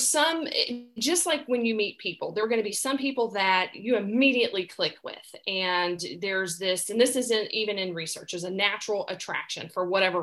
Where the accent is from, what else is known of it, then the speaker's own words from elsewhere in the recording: the South, United States; accent: Southern; I grew up in the South, and if you hadn't picked up on my accent, that's, I'm Southern grown